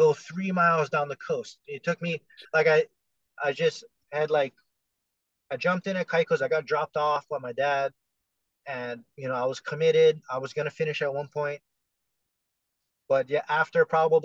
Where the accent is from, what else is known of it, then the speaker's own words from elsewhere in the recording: Hawaii, United States; I'm from Hawaii.